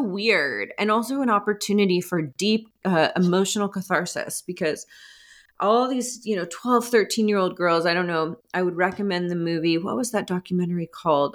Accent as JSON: {"language": "English", "area": "outside of Atlanta", "region": "suburban Georgia", "country": "United States", "tie": "born or raised there", "said": "I grew up in suburban, um, Georgia, outside of Atlanta"}